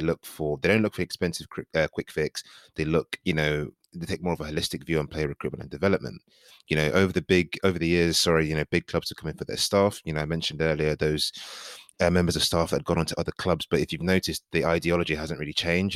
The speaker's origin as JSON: {"language": "English", "country": "Nigeria", "said": "as a Nigerian"}